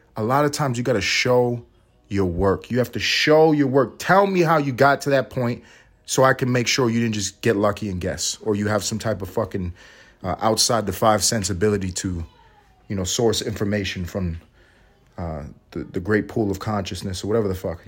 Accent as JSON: {"language": "English", "town": "New York City", "region": "New York", "country": "United States", "said": "I'm from New York City"}